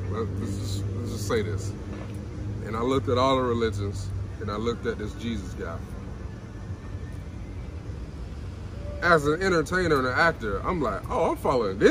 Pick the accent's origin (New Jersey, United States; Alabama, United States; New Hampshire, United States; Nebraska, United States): Alabama, United States; I grew up in Alabama